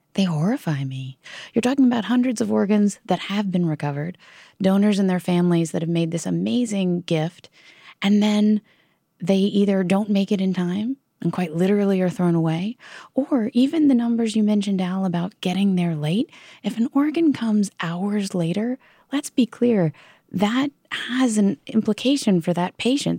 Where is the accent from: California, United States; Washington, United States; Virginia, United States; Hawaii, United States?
Virginia, United States; my home state of Virginia